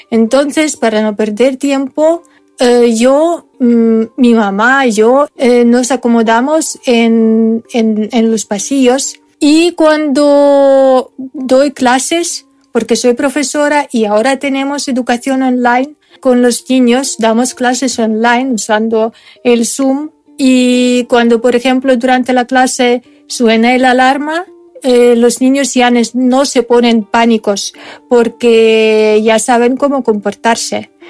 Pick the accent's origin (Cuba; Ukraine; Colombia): Ukraine; Spanish is a second language; Soy ucraniana. Soy profesora de castellano